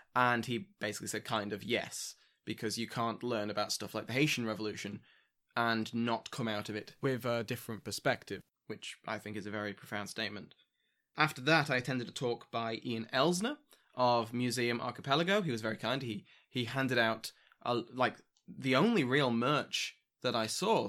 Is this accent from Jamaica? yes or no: no; United Kingdom; I'm British